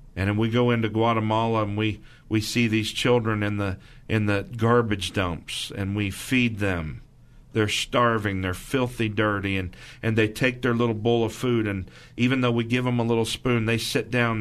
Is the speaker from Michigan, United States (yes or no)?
no; Missouri, United States; I'm from Missouri